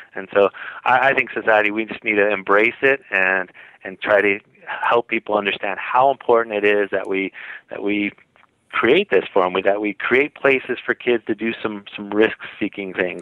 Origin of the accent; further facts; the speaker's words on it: San Jose, California, United States; now in Utah, United States; I grew up in in San Jose, California, you know, close to Santa Cruz